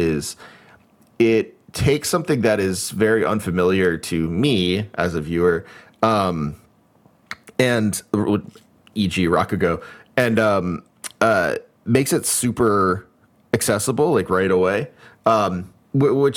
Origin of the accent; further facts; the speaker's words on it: United States; As an American